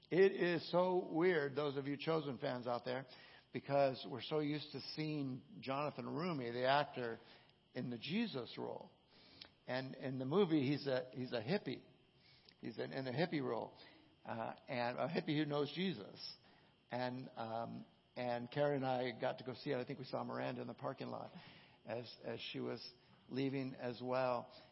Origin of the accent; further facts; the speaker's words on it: Southern California, United States; growing up in Southern California